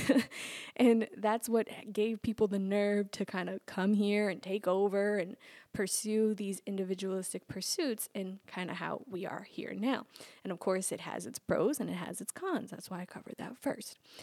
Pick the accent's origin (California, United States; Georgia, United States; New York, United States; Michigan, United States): New York, United States; growing up in New York